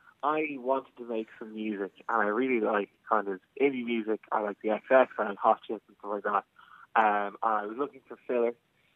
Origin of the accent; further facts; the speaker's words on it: Navan, Leinster, Ireland; growing up in Navan